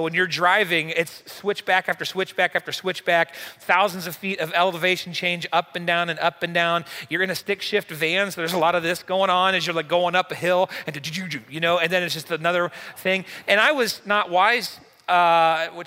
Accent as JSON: {"language": "English", "country": "United States", "said": "we're from the United States"}